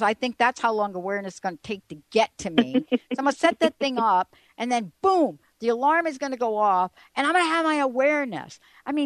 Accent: New York, United States; I grew up in New York

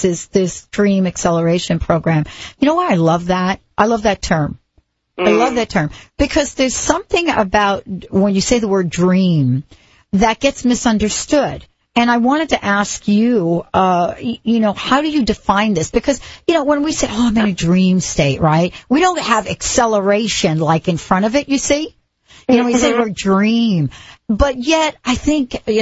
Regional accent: New York, United States; I grew up in New York, you know, I didn't even know you could grow grass till I was, you know, I think I was 15

